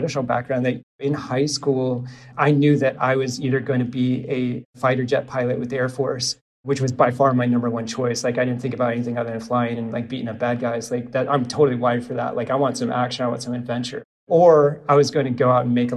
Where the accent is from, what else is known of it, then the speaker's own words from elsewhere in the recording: Omaha, Nebraska, United States; now in St. Petersburg, United States; I am from Omaha